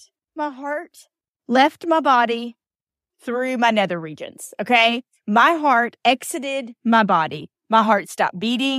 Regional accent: Atlanta, Georgia, United States; born there; also born or lived in Alabama; I was born in Atlanta. I'm a Grady baby, right down the street from the new Falcons Stadium. And then spent a lot of time in Alabama and kind of all over being a military brat.

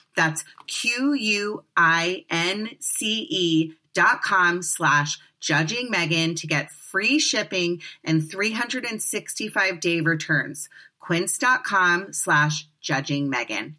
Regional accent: Potomac, Maryland, United States; as a kid growing up in Potomac, Maryland, in the DC area

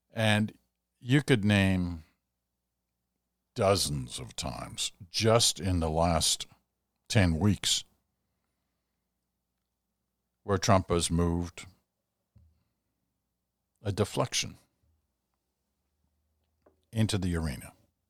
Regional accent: United Kingdom; born there; I was born in Britain, so I have a British passport, and I have a Canadian passport.

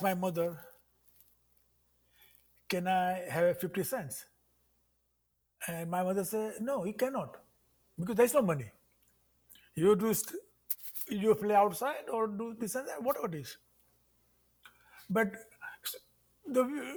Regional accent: Mumbai, Maharashtra, India; accent: Indian English; moved away as an adult; now in South Bend, United States; growing up in Mumbai was fantastic

